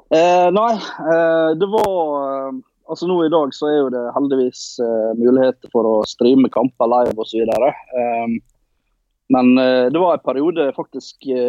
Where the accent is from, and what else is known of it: Ålesund, Møre og Romsdal, Norway; born or raised there; accent: Norwegian dialect; also born or lived in Colombia